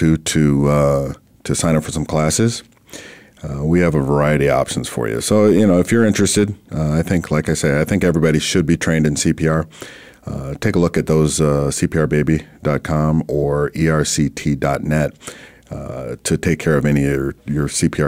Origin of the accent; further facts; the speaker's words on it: Minnesota, United States; now in Arizona, United States; I'm originally from Minnesota